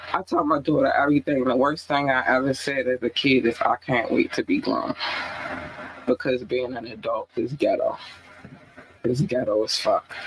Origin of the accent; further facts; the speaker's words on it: Baltimore, Maryland, United States; I've been here since I was eight